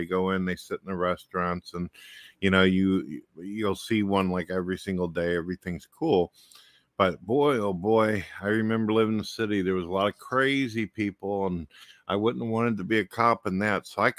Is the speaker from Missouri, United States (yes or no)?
yes; St. Louis, Missouri, United States; I came from St. Louis, Missouri, and that's like one of the murder capitals of the world.